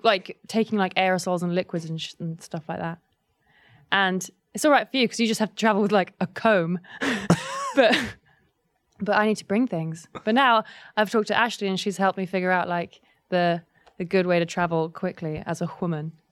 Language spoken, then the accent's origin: English; Kent, South East England, United Kingdom; also born or lived in London; I grew up, grew up in Kent and then I went to school in London. So I sort of, I'm from both